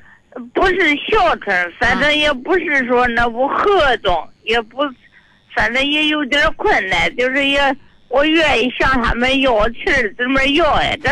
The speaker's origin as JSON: {"language": "Chinese", "town": "Zhao County", "region": "Hebei", "country": "China", "said": "我是赵县的，我就在赵县县城里住里。"}